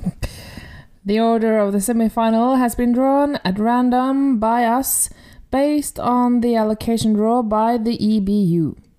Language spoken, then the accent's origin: English; Norway; accent: Norwegian; English is a second language; my Norwegian accent